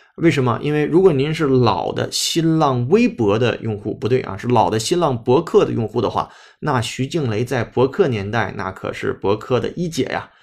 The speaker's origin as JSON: {"language": "Chinese", "country": "China", "said": "这可不是我们中国人写的英语啊"}